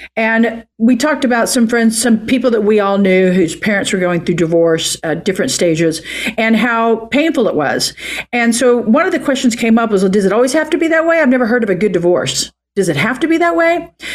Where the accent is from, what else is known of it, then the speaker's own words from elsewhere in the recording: Oklahoma, United States; moved away as an adult; now in California, United States; I'm from Oklahoma